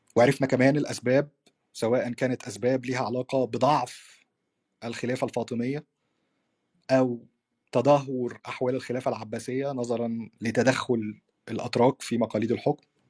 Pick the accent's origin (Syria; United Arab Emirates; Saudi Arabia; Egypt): Egypt; عندنا في مصر